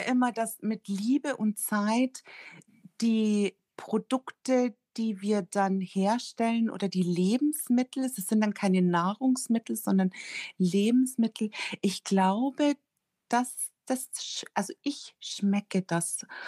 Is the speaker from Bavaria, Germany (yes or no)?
yes; Rosenheim, Bavaria, Germany; Fürstädt ist ein Ortsteil von Rosenheim und ich bin da auch ganz in der Nähe aufgewachsen